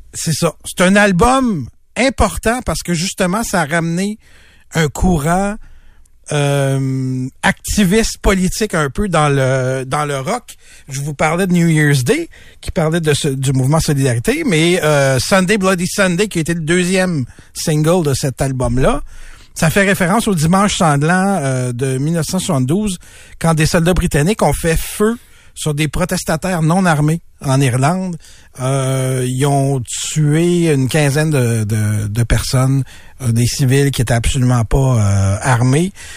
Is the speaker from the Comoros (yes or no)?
no; Montreal, Quebec, Canada; je suis originaire de Montréal